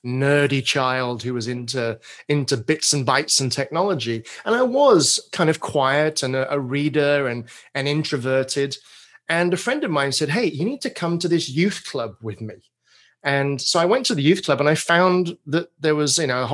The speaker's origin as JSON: {"language": "English", "region": "England", "country": "United Kingdom", "tie": "born or raised there", "accent": "British", "moved": "as an adult", "lives_now": "Portland, United States", "said": "I grew up in England, spent my first 30 or so years."}